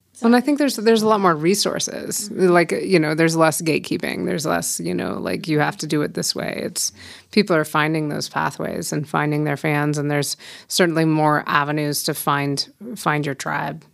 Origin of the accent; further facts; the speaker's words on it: Fort Collins, Colorado, United States; also born or lived in Denver, Colorado / Boulder, Colorado; born and raised in Fort Collins